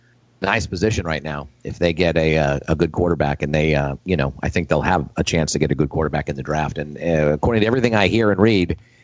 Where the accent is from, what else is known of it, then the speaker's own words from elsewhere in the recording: California, United States; Being Californian